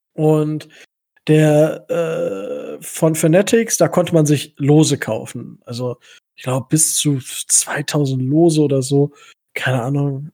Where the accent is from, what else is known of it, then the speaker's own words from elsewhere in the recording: Kalkriese, Lower Saxony, Germany; ich komme ja aus Kalkrise, also für die Leute, die es kennen, äh, bei Osnabrück